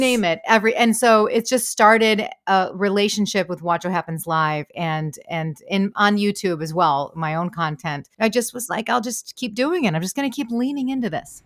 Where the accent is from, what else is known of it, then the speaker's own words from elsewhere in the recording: Michigan, United States; I'm from, I'm from Michigan